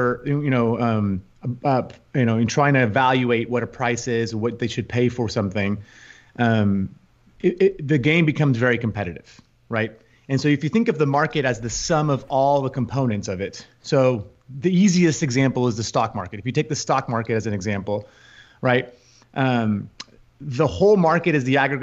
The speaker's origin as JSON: {"language": "English", "town": "Houston", "region": "Texas", "country": "United States", "tie": "born or raised there", "also_born_or_lived": "Madrid", "said": "I grew up in Houston, spent my entire life, professional life, in the financial markets"}